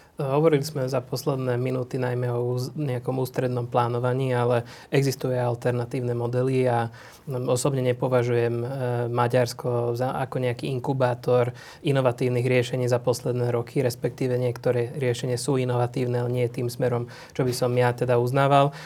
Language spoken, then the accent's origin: Slovak; Dunajská Streda, Trnava Region, Slovakia; ja som z Dunajskej stredy